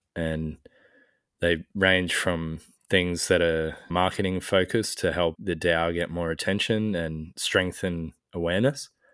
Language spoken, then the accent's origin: English; Australia; as an Australian